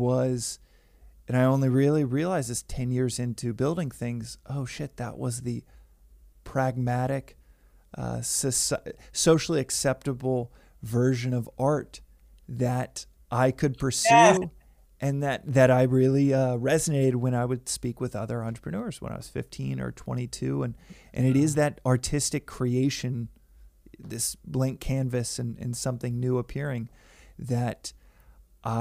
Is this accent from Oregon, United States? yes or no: no; Dallas, Texas, United States; Growing up in Dallas, Texas